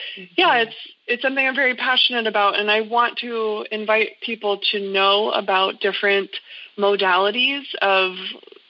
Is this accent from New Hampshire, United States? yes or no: yes; New Hampshire, United States; now in Greenville, United States; I'm originally from New Hampshire